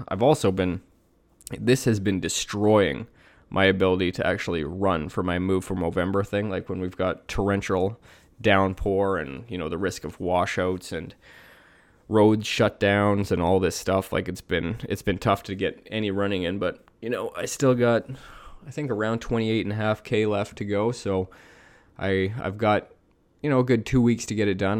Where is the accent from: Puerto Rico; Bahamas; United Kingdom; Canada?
Canada; I grew up in Canada